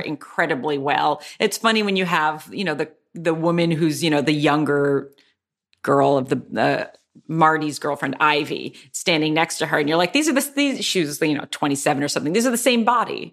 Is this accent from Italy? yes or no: yes; Anzio, Lazio, Italy; moved away; also born or lived in Boston; I was born in Anzio, which is outside of Rome